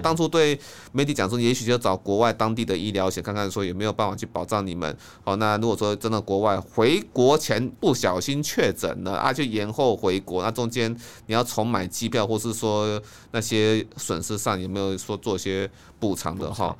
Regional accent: Taiwan; 我们台湾人

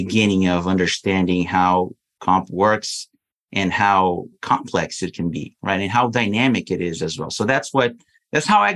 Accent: Brazil; moved away as an adult; I'm originally from Brazil. So I was in Brazil

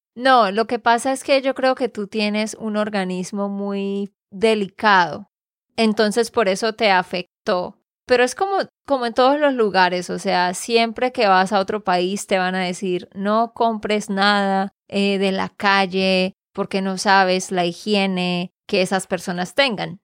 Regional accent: Santander, Colombia; de Santander, Colombia

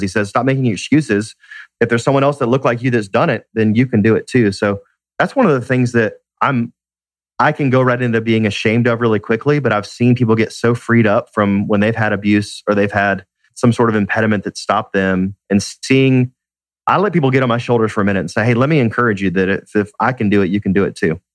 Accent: Atlanta, Georgia, United States; Born and raised in Atlanta, love being in my city

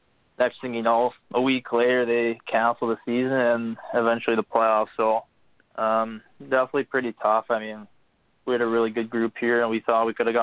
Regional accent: Bay Area, Northern California, United States; growing up in Northern California, the Bay Area

